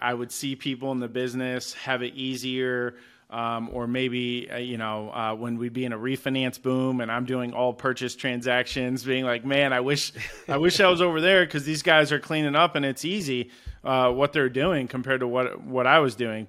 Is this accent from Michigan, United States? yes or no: yes; Kalamazoo, Michigan, United States; moved away as an adult; now in Arizona, United States; I'm originally from Kalamazoo, Michigan.